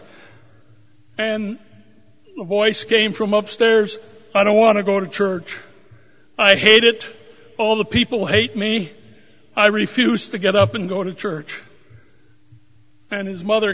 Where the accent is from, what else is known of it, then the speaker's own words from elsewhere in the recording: Rochester, Minnesota, United States; I grew up in Rochester, Minnesota